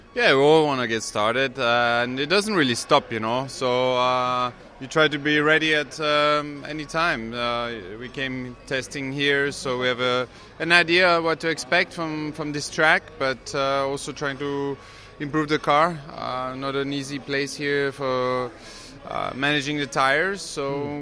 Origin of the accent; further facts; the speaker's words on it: Belgium; I grew up in Belgium